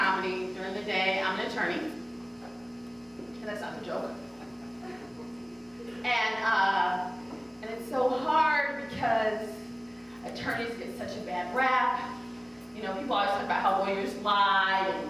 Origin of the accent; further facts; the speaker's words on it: Oak Park, Illinois, United States; I grew up in the suburb of Chicago called Oak Park